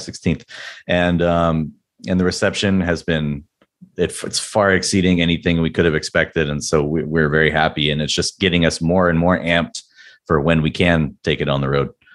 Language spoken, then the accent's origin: English; San Diego, California, United States; was born and raised in San Diego